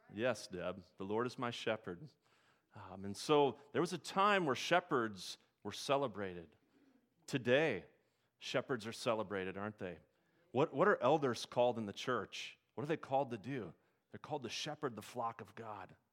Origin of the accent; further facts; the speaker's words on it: Nebraska, United States; I grew up in Nebraska